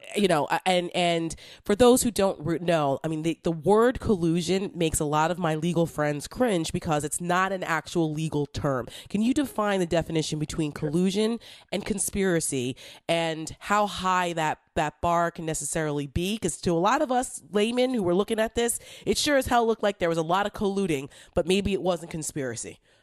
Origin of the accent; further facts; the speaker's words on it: New Jersey, United States; I'm from North Jersey